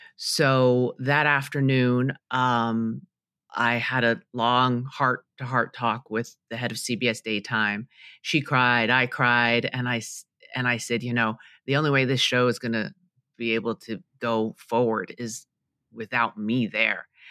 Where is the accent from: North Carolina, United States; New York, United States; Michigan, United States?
New York, United States; New York City; I grew up in Queens, New York